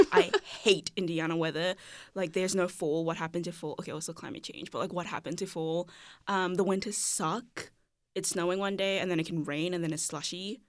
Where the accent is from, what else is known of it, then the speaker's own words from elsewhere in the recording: Cape Town, Western Cape, South Africa; I grew up in Cape Town, South Africa